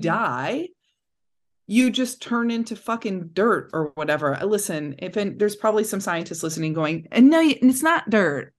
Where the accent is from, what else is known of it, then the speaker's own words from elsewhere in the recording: Cedar Lake, Indiana, United States; I grew up just, like, forty-five minutes out of downtown Chicago